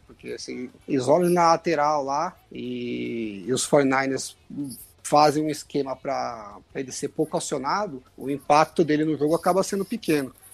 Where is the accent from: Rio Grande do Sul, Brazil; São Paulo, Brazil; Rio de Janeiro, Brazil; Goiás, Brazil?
São Paulo, Brazil; eu sou de São Paulo